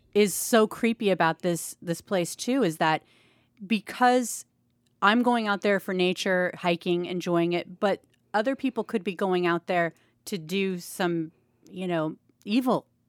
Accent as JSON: {"language": "English", "region": "Pacific Northwest", "country": "United States", "said": "we're from the Pacific Northwest"}